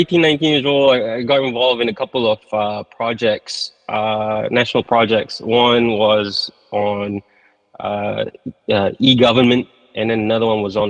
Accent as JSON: {"language": "English", "country": "Malaysia", "said": "Malaysia. Okay. And I went to the States to study for a little bit."}